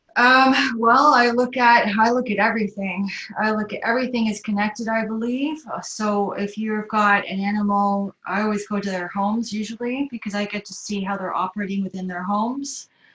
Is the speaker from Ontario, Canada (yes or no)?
yes; Toronto, Ontario, Canada; moved away as an adult; also born or lived in Rotorua, New Zealand / Belgium / Singapore; now in Auckland, New Zealand; we shifted over to Canada when I was around eight years old. My father was transferred to Canada for to Toronto actually so I did the rest of my growing up there, lost my accent and everything